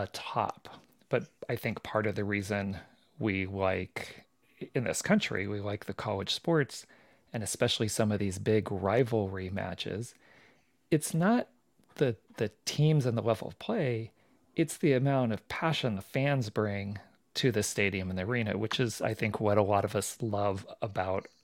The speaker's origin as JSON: {"language": "English", "town": "Palm Springs", "region": "California", "country": "United States", "tie": "born or raised there", "said": "I grew up in Palm Springs. That's where I went through most of my schooling up through high school"}